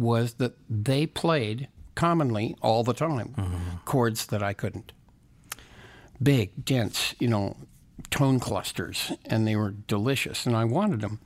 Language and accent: English; Santa Barbara, California, United States; also born or lived in Los Angeles, California / Westwood; I was born right here, Los Angeles, California